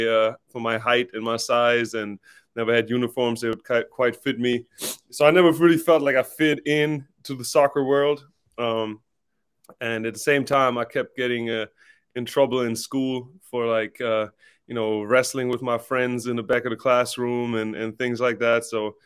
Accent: Stuttgart, Baden-Württemberg, Germany; moved away as an adult; also born or lived in Jacksonville, Florida / Tennessee; I'm born and raised in Stuttgart, Germany.

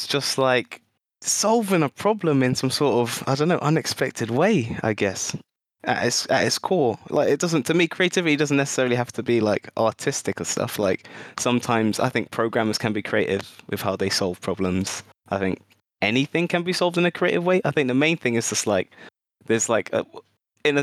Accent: Mitcham, London, United Kingdom; I grew up in a lovely little town in South London called Mitcham

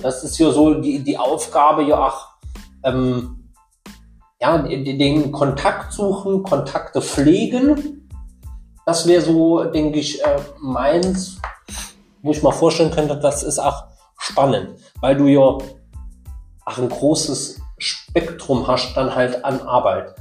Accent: Saarland, Germany; als Saarländer

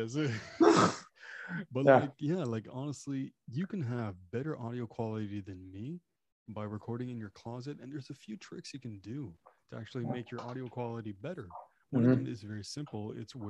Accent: Canada; first language French; English is a second language; French is my first language, technically, I guess.

